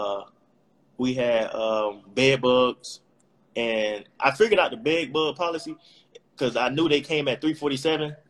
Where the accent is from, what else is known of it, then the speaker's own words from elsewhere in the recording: Miami, Florida, United States; moved away as an adult; also born or lived in Tallahassee, Florida; I'm from Miami